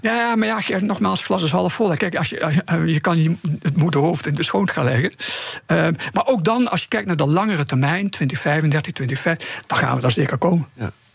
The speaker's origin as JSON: {"language": "Dutch", "country": "Netherlands", "said": "als Nederlanders"}